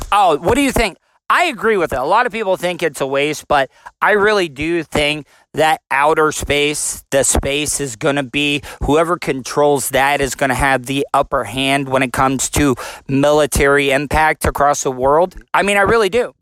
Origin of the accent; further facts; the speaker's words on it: Florida, United States; I'm from Florida.